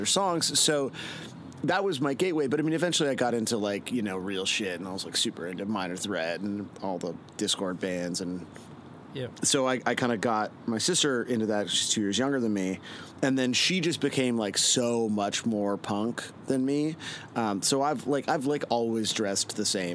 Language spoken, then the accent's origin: English; Toronto, Ontario, Canada; I grew up in Etobicoke, which is a suburb of Toronto.